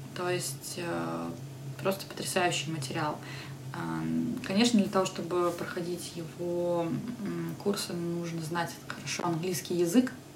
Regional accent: Podolsk, Moscow Oblast, Russia; Я тогда жила в Подольске, я вообще родом из Подольска

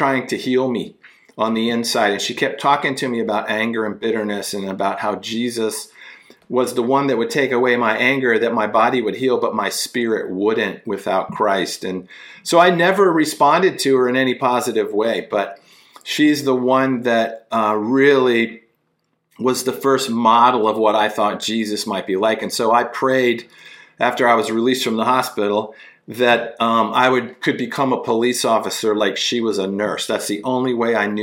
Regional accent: Washington, District of Columbia, United States; I'm from Washington, D.C. Grew up in the D.C. metropolitan area.

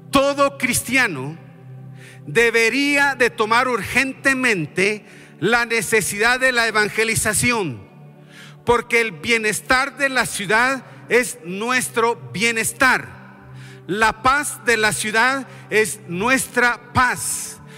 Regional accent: Guatemala; Y voy a mencionar mi propio país porque yo he vivido ahí. Yo soy de Guatemala.

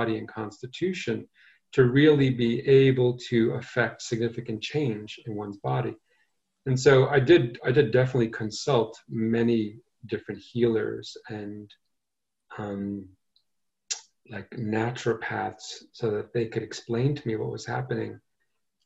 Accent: New York City, New York, United States; also born or lived in Asheville, North Carolina; I grew up in Brooklyn

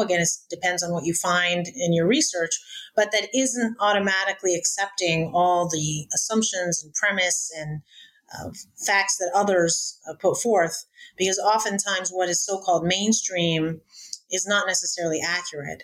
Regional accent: United States; also born or lived in Cairo, Egypt; I was born in Cairo, but I was raised in America

